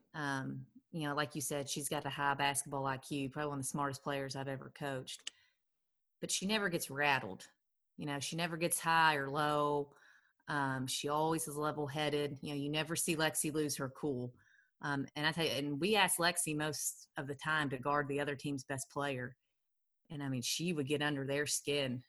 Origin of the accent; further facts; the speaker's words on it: Lexington, Kentucky, United States; I'm from Lexington, played at Lafayette High School.